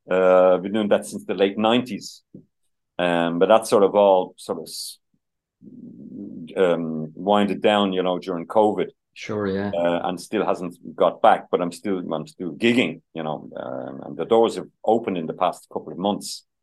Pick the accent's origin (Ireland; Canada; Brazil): Ireland; Dublin, Leinster; we lived in Santry in the sixties. So I'm born in 1960. So I can still remember Shanard Avenue in Santry in the 65, 66